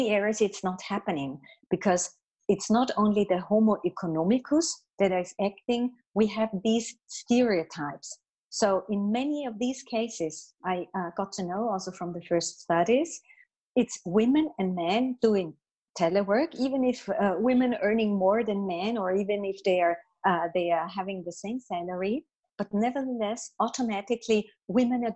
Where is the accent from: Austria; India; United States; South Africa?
Austria; In my home country, in Austria